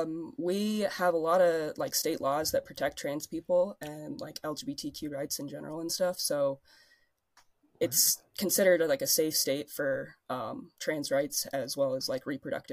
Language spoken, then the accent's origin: English; Northern Colorado, United States; Northern Colorado.